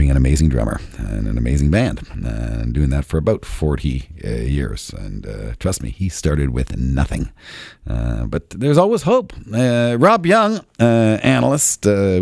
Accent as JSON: {"language": "English", "country": "Canada", "said": "I'm Canadian. I'm a proud Canadian"}